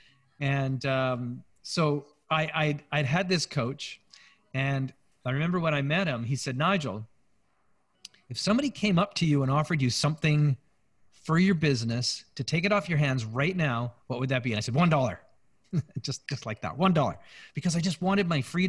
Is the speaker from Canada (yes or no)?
yes; Canada; We're Canadian surfers